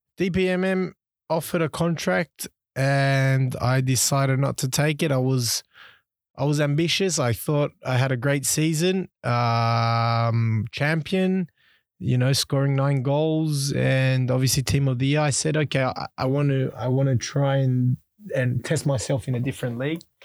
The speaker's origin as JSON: {"language": "English", "town": "Sydney", "region": "New South Wales", "country": "Australia", "tie": "born or raised there", "also_born_or_lived": "Uruguay / Brunei", "moved": "yes", "lives_now": "Singapore"}